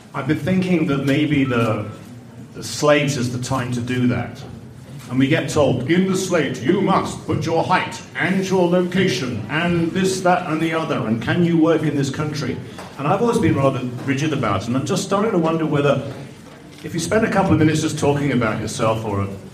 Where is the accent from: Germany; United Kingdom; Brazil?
United Kingdom; accent: British; So I'm a Brit, and I go up for a lot of American roles